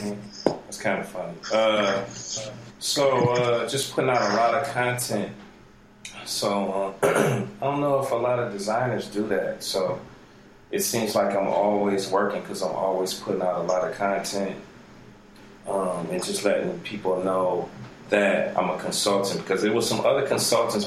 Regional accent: Cleveland, Ohio, United States; this is my hometown

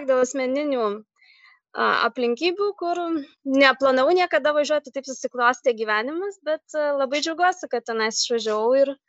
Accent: Lithuania; moved away as an adult; now in Sweden; aš iš Lietuvos

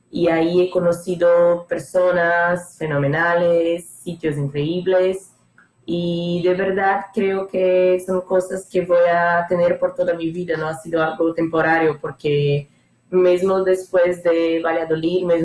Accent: Maceió, Alagoas, Brazil; Spanish is a second language; Vale, yo soy de Brasil, yo soy de Maceió, es una ciudad del nordeste de Brasil que está muy lejos del centro, muy lejos de São Paulo, por ejemplo, donde vive Stephanie.

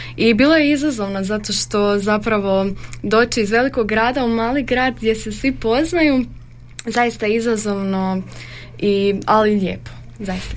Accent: Zagreb, City of Zagreb, Croatia; moved away as an adult; now in Đakovo, Croatia; Ja dolazim iz Zagreba.

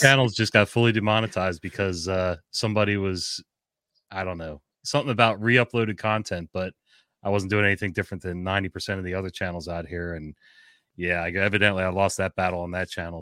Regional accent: New Jersey, United States; moved away as an adult; now in Maryland, United States; I'm from Jersey originally, so I've been in Maryland twenty-two years

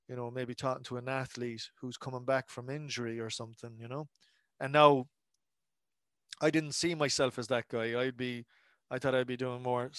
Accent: Cork, Munster, Ireland; growing up in Cork

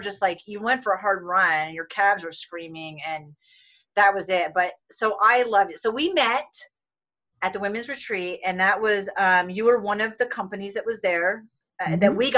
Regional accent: East Coast, United States; and we're also both from the East Coast.

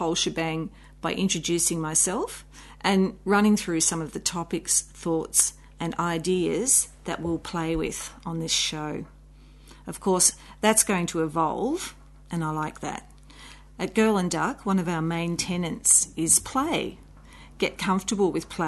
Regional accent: Australia; I'm an Australian children's author.

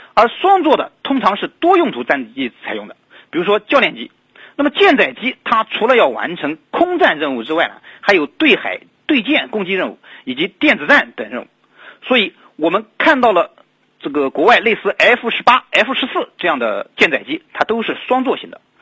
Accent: China; 我们中国

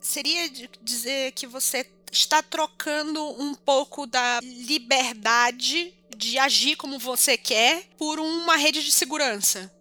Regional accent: North Region, Brazil; moved away; minha terra é o norte

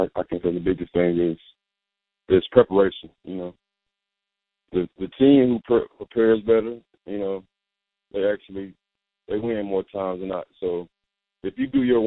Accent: Huntsville, Alabama, United States; I'm actually from Huntsville, Alabama

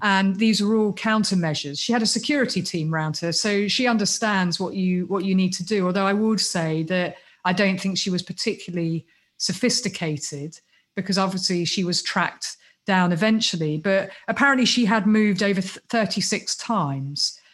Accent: United Kingdom; accent: British; moved away; also born or lived in United States; because of my accent, because I'm British

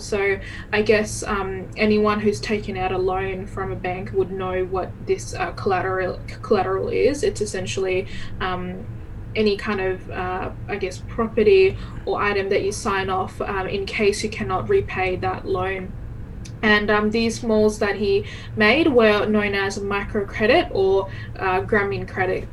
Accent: Bangladesh; now in Perth, Australia; I am originally originally from Bangladesh. I was born there

